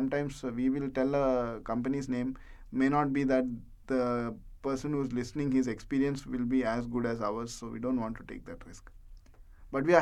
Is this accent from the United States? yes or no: no; India; moved away as an adult; now in United Arab Emirates; I am from India, and now I am working in UAE